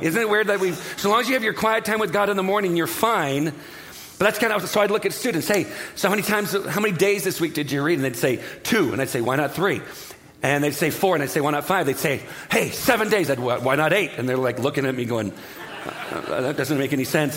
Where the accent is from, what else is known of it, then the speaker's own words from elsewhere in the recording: Southern California, United States; I'm from Southern California